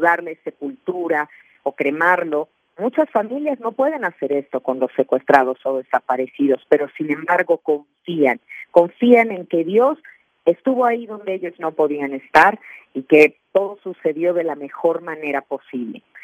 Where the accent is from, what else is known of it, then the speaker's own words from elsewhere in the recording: Mexico; en mi país, en México